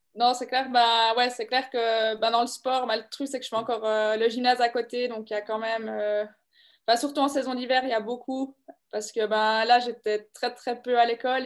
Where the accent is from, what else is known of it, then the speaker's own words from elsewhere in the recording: La Neuveville, Bern, Switzerland; je viens de la Neuville, du bord du lac de Bienne